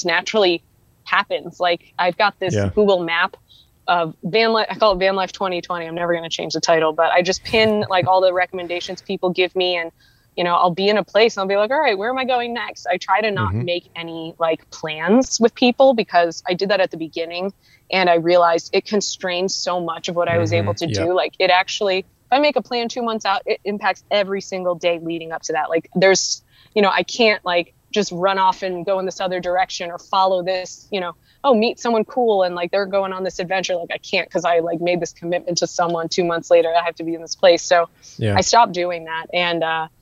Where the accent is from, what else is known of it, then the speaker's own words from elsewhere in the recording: Ohio, United States; moved away as an adult; also born or lived in Philadelphia / New York / Montana; I grew up in Ohio, went to school in Philly and New York, lived in New York